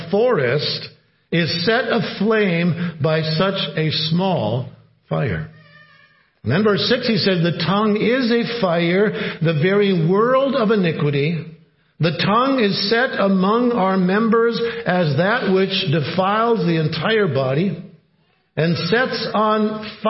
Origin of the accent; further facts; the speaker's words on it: Cloquet, Minnesota, United States; Cloquet was known, my hometown, the city of wood industries